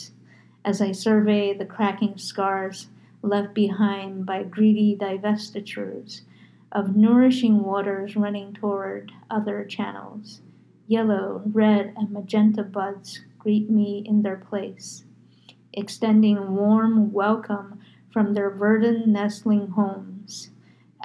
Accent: New York, United States; now in Arizona, United States; I'm from New York

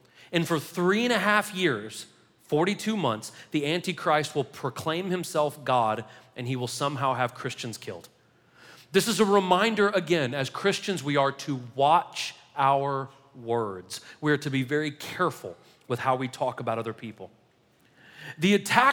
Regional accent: United States; we're Americans

